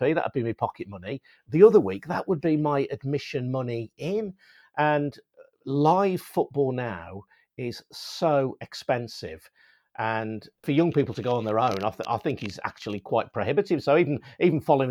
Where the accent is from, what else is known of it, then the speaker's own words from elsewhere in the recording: West Midlands, United Kingdom; growing up in the West Midlands